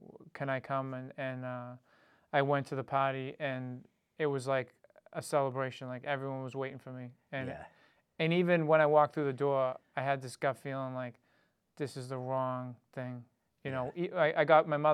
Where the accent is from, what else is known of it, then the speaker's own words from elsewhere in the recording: Dedham, Massachusetts, United States; I grew up in East Dedham, Mass.